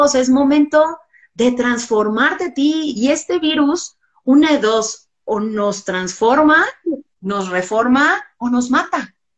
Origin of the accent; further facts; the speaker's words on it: Mexico; como mexicanos